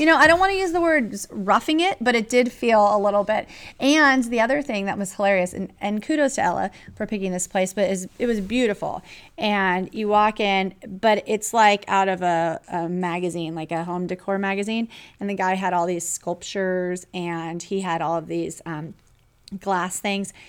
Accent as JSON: {"language": "English", "region": "California", "country": "United States", "moved": "yes", "said": "I'm from California"}